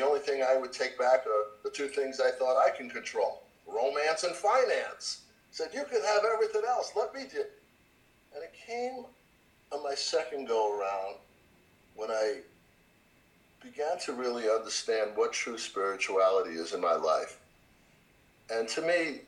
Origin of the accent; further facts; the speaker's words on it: New York, United States; I came from New York.